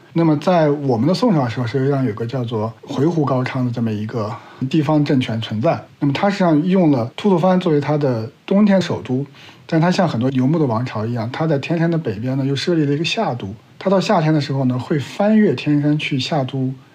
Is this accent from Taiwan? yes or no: no; Urumqi, Xinjiang, China; moved away; 我现在已经作为外地游客，嗯，嗯，嗯。已经不相关的新疆人了